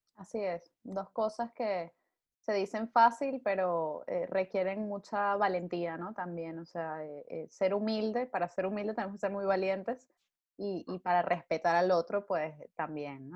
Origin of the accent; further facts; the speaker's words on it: Venezuela; now in Spain; nosotros como venezolanos